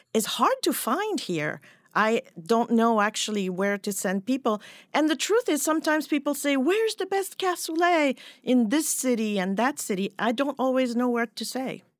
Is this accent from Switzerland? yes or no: yes; Switzerland; first language French; English is a second language; moved away as an adult; now in United States; I grew up in Switzerland